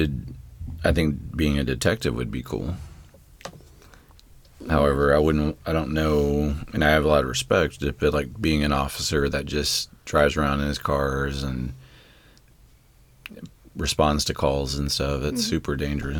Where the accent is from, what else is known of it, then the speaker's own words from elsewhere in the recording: United States; being American, not like Russian or something.